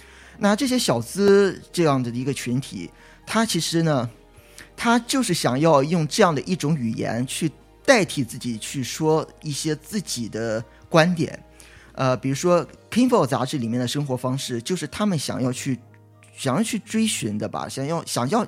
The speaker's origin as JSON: {"language": "Chinese", "country": "China", "lives_now": "Los Angeles, United States", "said": "那我就纳闷了，我就觉得那我们中国人在这里都不读书吗？后来我就去想，那我们现在就是中国人，就是往国外跑的也越来越多"}